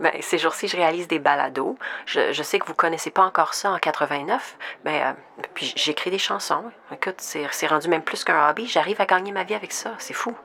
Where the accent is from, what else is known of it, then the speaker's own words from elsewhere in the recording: Saskatoon, Saskatchewan, Canada; now in Montreal, Canada; j'ai grandi à Saskatoon, mais ça fait plusieurs années que j'habite à mhm. Montréal.